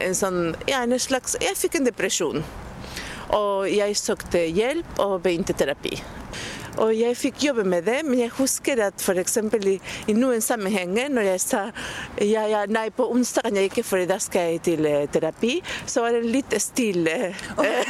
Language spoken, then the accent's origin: Norwegian; Buenos Aires, Argentina; Norwegian is a second language; now in Norway; jeg kommer fra Buenos Aires